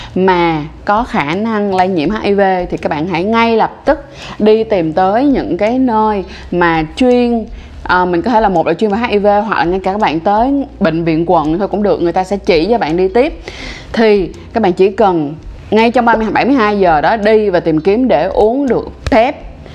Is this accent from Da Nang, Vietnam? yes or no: no; Ho Chi Minh City, Vietnam; mình sinh ra và lớn lên ở Thanh Đa ở thành phố Hồ Chí Minh